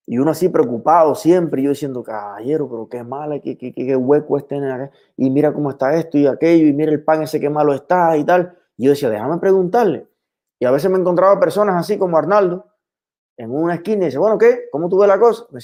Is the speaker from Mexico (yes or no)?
no; Ceballos, Ciego de Ávila, Cuba; más rico estaba el pan con aguacate que me voy a preparar ahora, como hacía en mi infancia allá en Ceballos.